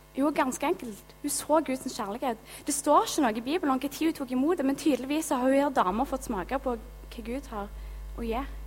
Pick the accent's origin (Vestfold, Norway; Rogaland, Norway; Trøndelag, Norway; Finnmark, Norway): Rogaland, Norway; Gilja; also born or lived in Haugesund; now in Karmøy, Norway; Jeg kommer fra Gilja